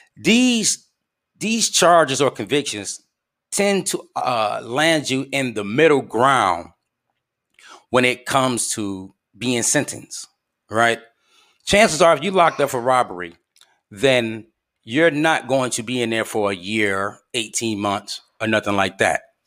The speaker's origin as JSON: {"language": "English", "town": "Flint", "region": "Michigan", "country": "United States", "tie": "born or raised there", "said": "my hometown of Flint, Michigan"}